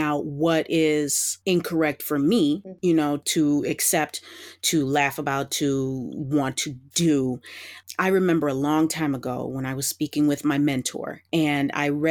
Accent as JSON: {"language": "English", "country": "United States", "said": "as an American"}